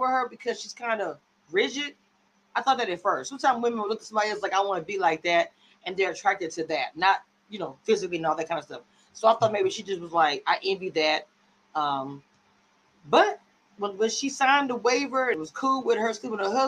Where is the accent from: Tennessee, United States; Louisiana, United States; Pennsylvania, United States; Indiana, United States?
Louisiana, United States; I'm from Louisiana, and it's in the South